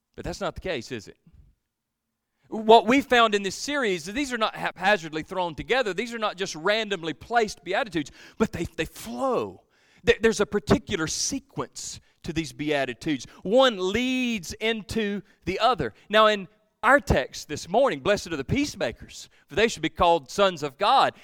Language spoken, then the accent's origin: English; Georgia, United States; I'm from Georgia